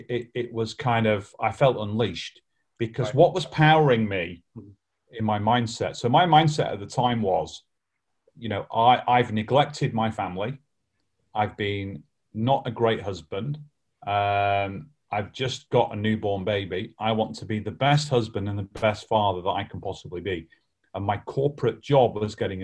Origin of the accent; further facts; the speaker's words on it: Lancashire, North West England, United Kingdom; I'm from Lancashire, bit like Yorkshire